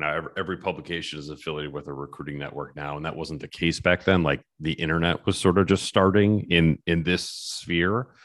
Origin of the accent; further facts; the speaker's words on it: Michigan, United States; growing up in Michigan